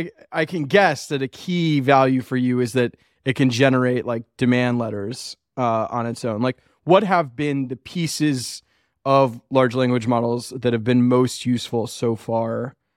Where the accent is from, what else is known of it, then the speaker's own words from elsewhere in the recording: Macon, Georgia, United States; I grew up in Macon, Georgia